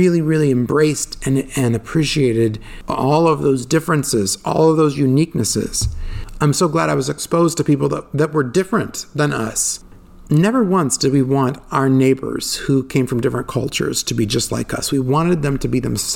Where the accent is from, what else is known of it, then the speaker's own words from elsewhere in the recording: United States; also born or lived in Northern Europe (ancestry); they assume that I'm American